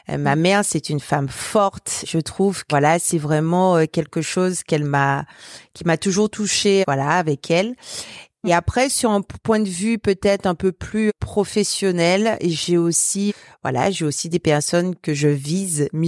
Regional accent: Guadeloupe; now in Brittany, France; moi je viens de la Guadeloupe, donc on n'a que deux saisons

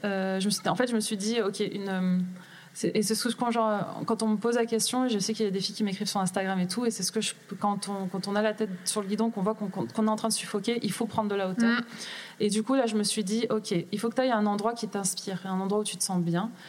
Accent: Grenoble, Auvergne-Rhône-Alpes, France; moved away as an adult; also born or lived in Manchester / Paris / Lille; je suis grenobloise de base. donc j'ai quitté Grenoble

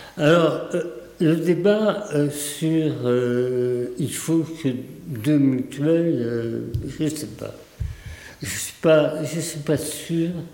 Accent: Hautes-Pyrénées, Occitania, France; also born or lived in Paris; je suis né à Paris. je suis resté un petit peu chez mes grands-parents à Paris et puis mes parents se sont installés ici dans les Hautes-Pyrénées

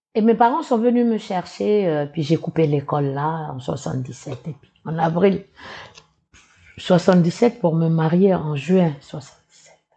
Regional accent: Ouégoa, North Province, New Caledonia; Je suis originaire de Ouigwa, qui est à 500 km d'ici, euh, de Nouméa, d'une petite tribu qui s'appelle euh, Bondé.

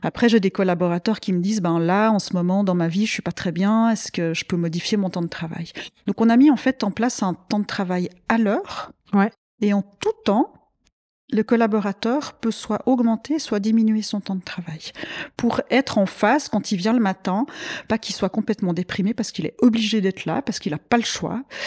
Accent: Vaud, Switzerland; also born or lived in Abidjan, Côte d'Ivoire; je suis originaire du canton de Vaud, j'ai fait mes études à Lausanne

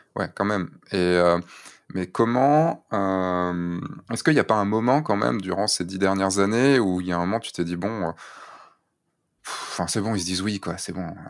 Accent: central Brittany, France; je viens de Bretagne, hein, tu sais, donc les plages bondées aussi, ça se connaît. Mm, mm. Euh, mais je viens du centre Bretagne

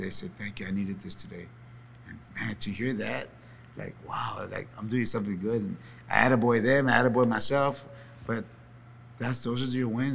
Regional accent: San Antonio, Texas, United States; I'm from San Antonio, Texas.

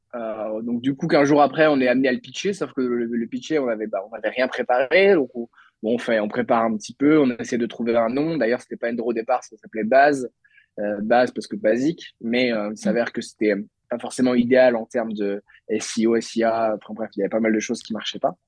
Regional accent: Lannion, Brittany, France; also born or lived in Bordeaux; je suis breton, je suis né à Lannion dans les Côtes d'Armor. Euh, euh, j'ai fait toute ma scolarité moi à Lannion

